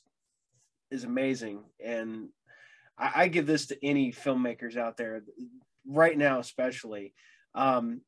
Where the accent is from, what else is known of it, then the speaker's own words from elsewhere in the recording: about 30 minutes north of Dayton, Ohio, United States; I am a fellow Ohioan